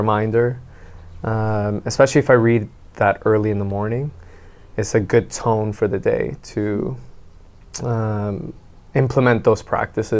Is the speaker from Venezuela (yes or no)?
yes; Venezuela; now in Canada; we come from Venezuela